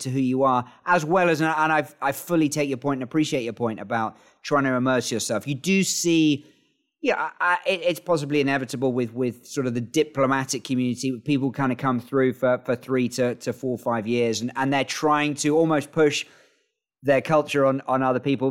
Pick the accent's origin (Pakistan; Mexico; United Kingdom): United Kingdom; York, Yorkshire and the Humber; now in China; I'm originally from York